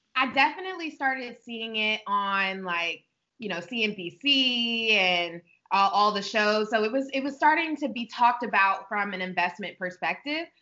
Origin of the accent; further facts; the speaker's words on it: Prince George's County, Maryland, United States; also born or lived in Atlanta; I was born and raised in Prince George's County, where our store is right now